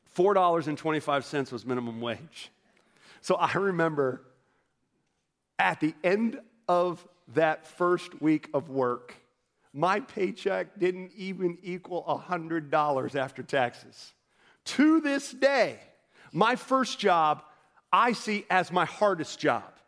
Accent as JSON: {"language": "English", "town": "Orlando", "region": "Florida", "country": "United States", "tie": "born or raised there", "moved": "as an adult", "lives_now": "North Carolina, United States", "said": "I grew up in Orlando, Florida"}